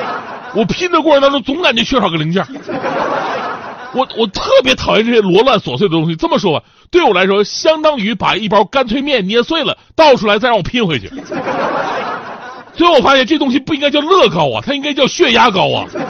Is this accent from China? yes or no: yes; northern China, China; 作为一个北方人，我觉得最正宗的肯豆腐脑肯定是小的时候吃的那个。